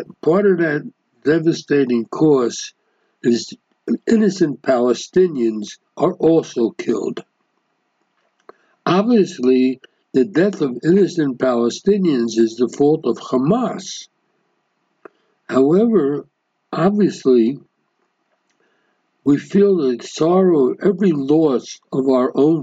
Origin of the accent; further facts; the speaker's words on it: Philadelphia, Pennsylvania, United States; now in Israel; since I'm from Philadelphia myself